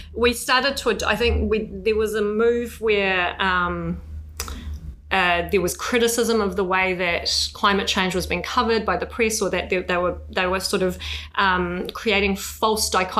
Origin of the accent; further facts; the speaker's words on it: Iran; now in New Zealand; I come from Iran and my parents were political asylum seekers who were granted refugee status here.